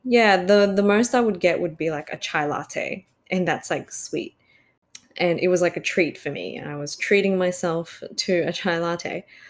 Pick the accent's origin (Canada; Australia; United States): Australia; I'm Australian born Chinese